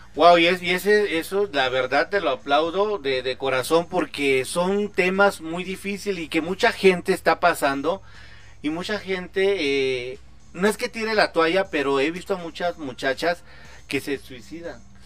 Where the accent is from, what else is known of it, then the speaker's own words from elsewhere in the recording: Chiapas, Mexico; estoy de Chiapas